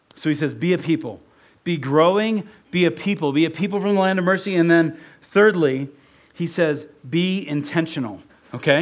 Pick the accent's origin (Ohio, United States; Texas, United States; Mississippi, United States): Ohio, United States; also born or lived in Oregon; now in Utah, United States; I grew up in Ohio